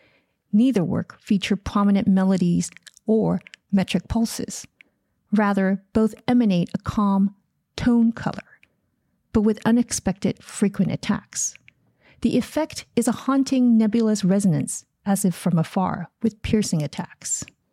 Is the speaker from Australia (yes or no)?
no; Los Angeles, California, United States; I am grateful as an Angeleno that our city's opera company, LA Opera